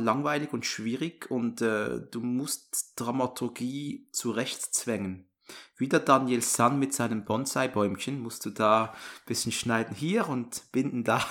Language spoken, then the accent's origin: German; Switzerland; accent: Swiss; meinen Schweizer Akzent